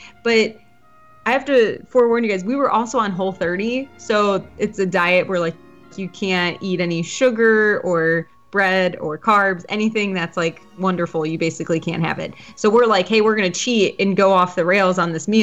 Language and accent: English; Midwest, United States; I'm from the Midwest